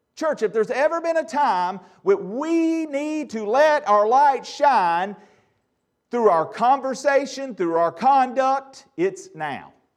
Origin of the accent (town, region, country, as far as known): United States